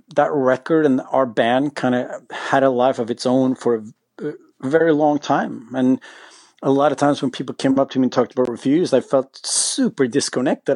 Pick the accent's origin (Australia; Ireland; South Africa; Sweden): Sweden; we're from Sweden